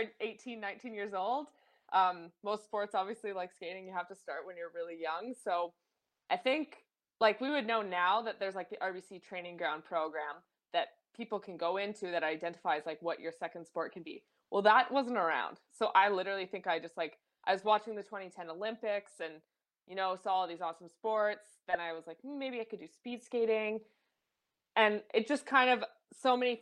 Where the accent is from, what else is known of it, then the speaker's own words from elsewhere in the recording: Calgary, Alberta, Canada; I'm born and raised in Calgary